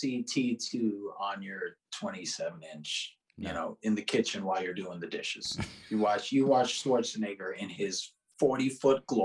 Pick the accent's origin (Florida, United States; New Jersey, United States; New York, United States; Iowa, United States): Florida, United States; South; I grew up in South Florida